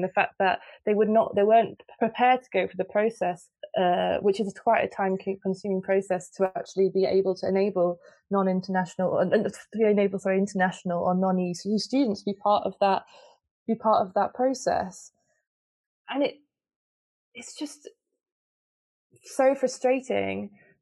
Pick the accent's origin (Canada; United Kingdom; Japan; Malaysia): United Kingdom; now in Netherlands; I'm British, so I live in the Netherlands and I moved to the Netherlands